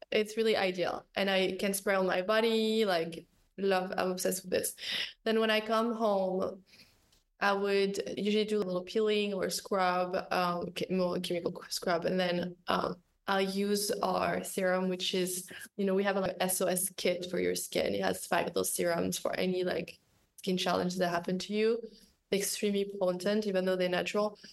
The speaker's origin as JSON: {"language": "English", "town": "Paris", "region": "Île-de-France", "country": "France", "said": "I'm coming from Paris with like neighborhood life"}